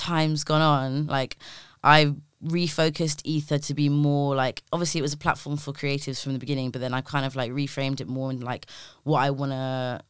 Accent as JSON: {"language": "English", "region": "London", "country": "United Kingdom", "tie": "born or raised there", "said": "growing up in Labrador Grove, like seeing carnival every year of my life since I was like a baby"}